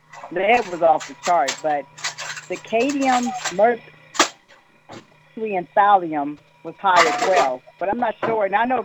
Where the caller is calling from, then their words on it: Ohio, United States; I'm calling from Ohio.